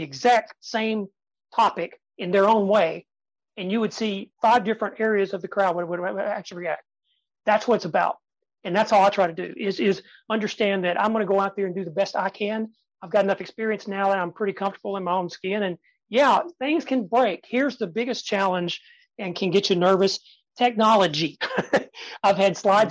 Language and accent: English; Tennessee, United States; I was born in Tennessee and I can sound like